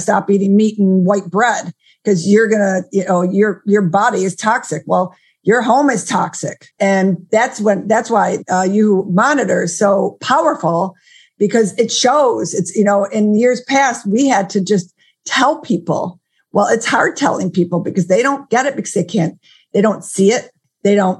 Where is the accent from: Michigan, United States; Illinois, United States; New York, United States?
New York, United States; Buffalo; my hometown of Buffalo, New York